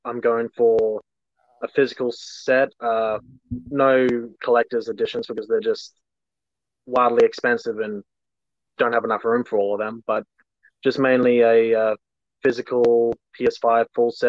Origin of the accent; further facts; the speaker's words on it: Townsville, Queensland, Australia; I'm from Townsville. Australia, of course.